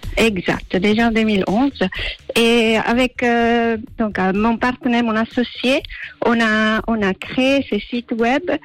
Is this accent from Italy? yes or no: yes; Sardinia, Italy; French is a second language; moved away; je viens d'Italie, Sardaigne exactement